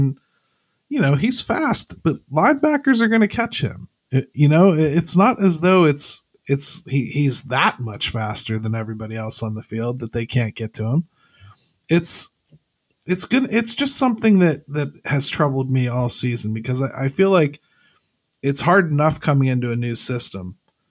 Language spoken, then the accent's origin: English; Pennsylvania, United States; I mean, you grew up in what, Mahoning Valley, and I grew up here in Western Pennsylvania. So we know crappy weather, right?